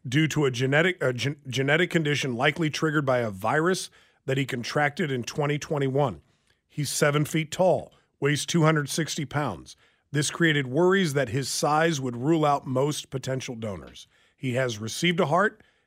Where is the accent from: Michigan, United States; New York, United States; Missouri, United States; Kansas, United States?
Kansas, United States; Lansing; He, he and I grew up together in Lansing.